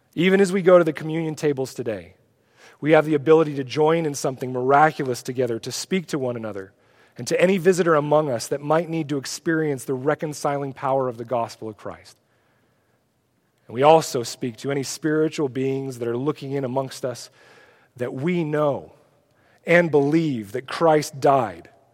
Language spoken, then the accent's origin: English; Oregon, United States; I'm from Oregon.